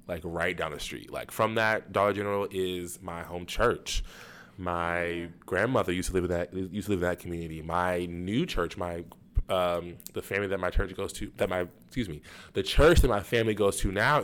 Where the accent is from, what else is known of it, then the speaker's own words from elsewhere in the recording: Jacksonville, Florida, United States; my hometown, my community, Jacksonville